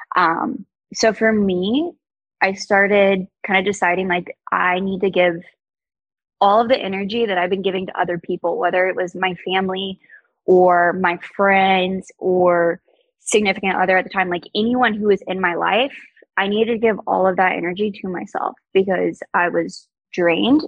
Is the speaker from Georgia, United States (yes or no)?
yes; Georgia, United States; moved away as an adult; now in South Florida, United States; growing up in Georgia, I hadn't experienced anything outside of Georgia